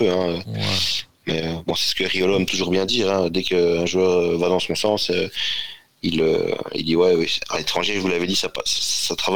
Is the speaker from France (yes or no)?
no; Belgium; Alors évidemment, comme je suis belge, c'est trois, belges, hein